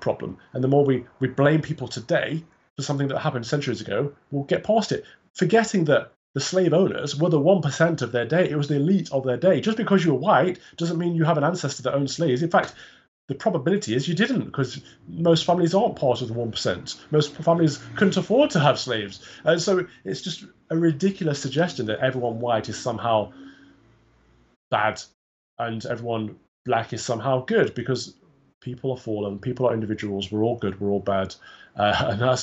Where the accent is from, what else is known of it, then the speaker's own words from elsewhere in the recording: England, United Kingdom; I was born here. I've got one black parent, one white parent, but I would say I'm entirely 100% British, 100% English